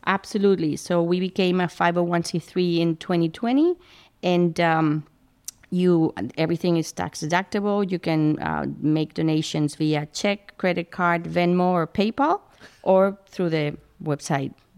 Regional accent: Madrid, Community of Madrid, Spain; moved away as an adult; now in Princeton, United States; I grew up in, in Madrid

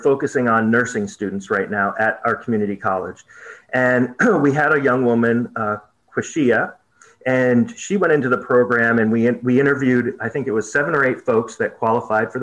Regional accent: Vermont, United States; moved away as an adult; now in Selma, United States; I grew up in Vermont

